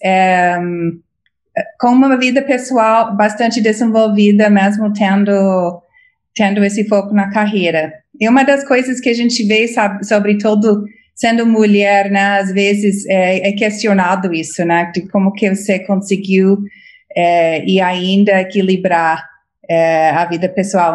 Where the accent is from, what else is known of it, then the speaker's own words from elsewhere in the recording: United States; Portuguese is a second language; moved away as an adult; now in Brazil; eu sou americana, cresci nos Estados Unidos